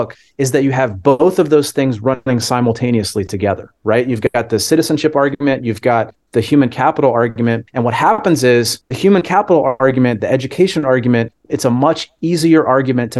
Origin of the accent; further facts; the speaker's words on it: Wisconsin, United States; my home state of Wisconsin